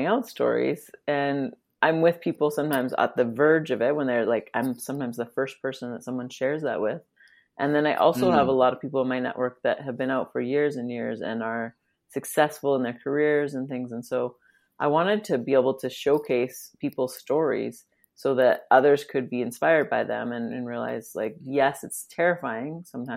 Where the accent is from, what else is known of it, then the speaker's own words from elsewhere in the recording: Drumheller, Alberta, Canada; also born or lived in Kenya / Australia / Vancouver, British Columbia; I'm from here in Canada. A small town called Drumheller is where I was born. And mostly have lived in Alberta for most of my life, except for I did grow up for a few years in Kenya.